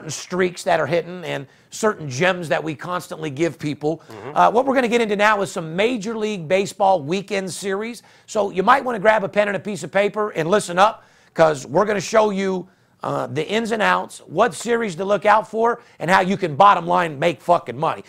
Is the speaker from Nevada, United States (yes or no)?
yes; Las Vegas, Nevada, United States; I'm third generation, born and raised in Las Vegas